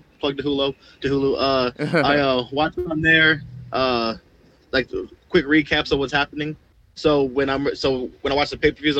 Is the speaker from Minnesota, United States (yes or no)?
no; Las Vegas, Nevada, United States; born and raised in Vegas.